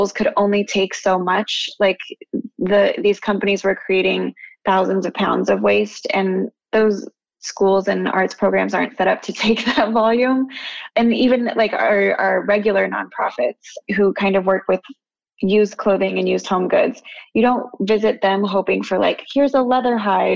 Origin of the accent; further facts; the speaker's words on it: Albuquerque, New Mexico, United States; moved away as an adult; also born or lived in Phoenix, Arizona; now in New York, United States; I grew up in Albuquerque, New Mexico, very different from New York